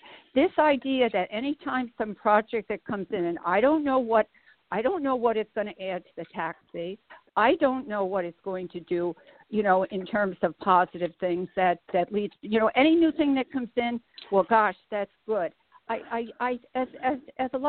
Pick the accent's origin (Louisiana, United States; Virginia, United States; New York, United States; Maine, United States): New York, United States; Albany; I'm a lifelong Albany resident. I grew up in North Albany.